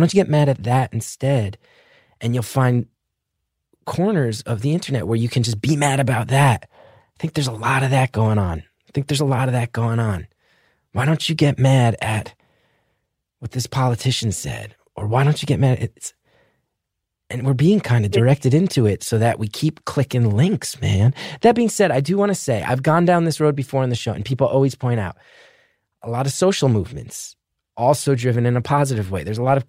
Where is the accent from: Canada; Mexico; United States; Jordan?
United States; New York City, New York; And I'm an artist from New York City